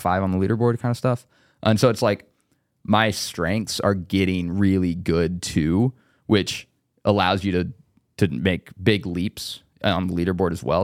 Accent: Indiana, United States; I was from Indiana

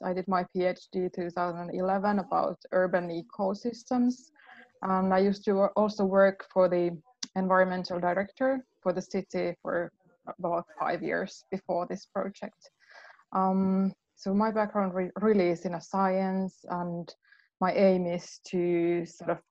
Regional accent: Helsinki, Uusimaa, Finland; moved away as an adult; now in Lahti, Finland; I'm from the Helsinki area originally, and I moved here late 1990s.

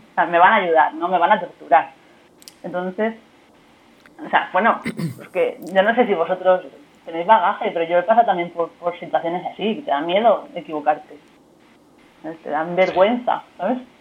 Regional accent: Murcia, Region of Murcia, Spain; now in Barcelona, Spain; soy de Murcia, pero se me entiende bastante bien

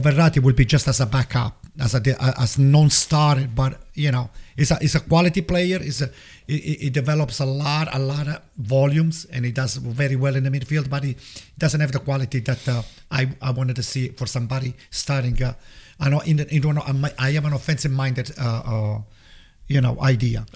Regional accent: Italy; moved away as an adult; now in United States; I grew up in Italy

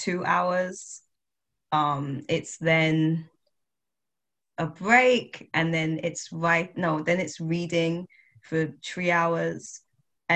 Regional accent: United Kingdom; I am Black British, West Indian.

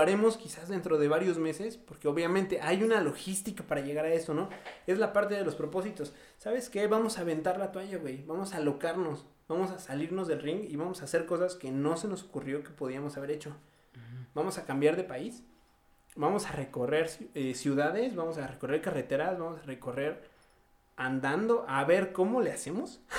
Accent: Mexico City, Mexico; moved away; also born or lived in Morelos, Mexico; ambos éramos de la Ciudad de México, emigrando a otro estado

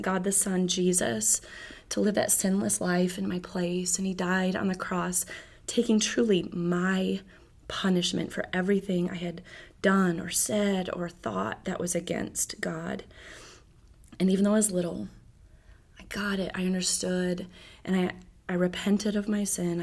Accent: Michigan, United States; moved away as an adult; My family, we're from Michigan, and in our church there, I served

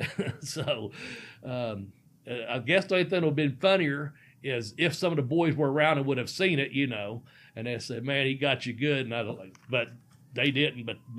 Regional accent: Cincinnati, Ohio, United States; I'm from Cincinnati.

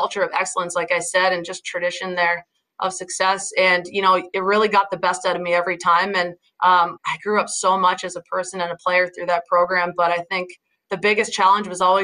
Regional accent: Newcastle, Ontario, Canada; moved away as an adult; now in Boston, United States; growing up in Newcastle was such a huge part of my journey.

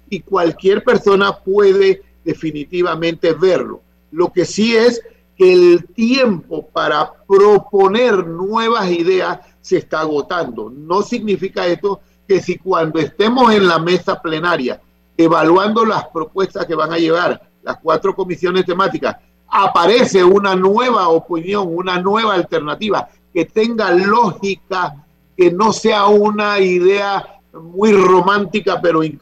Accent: San Francisco, Veraguas, Panama; Sus ancestros son de San Francisco de Veragua y yo soy de San Francisco de Veragua.

